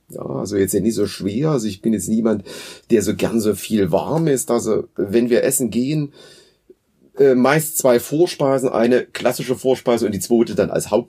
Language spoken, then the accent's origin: German; Dresden, Saxony, Germany; ich komme aus Dresden und bin jetzt hier schon so eine ganze Weile auch an der Hochschule in Schmalkalden tätig